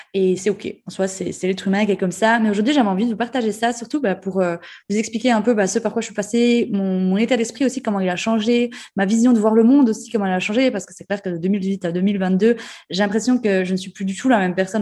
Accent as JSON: {"language": "French", "region": "Jura", "country": "Switzerland", "accent": "jurassien et ajoulot", "moved": "yes", "said": "je garde toujours mon accent euh, jurassien et ajoulot."}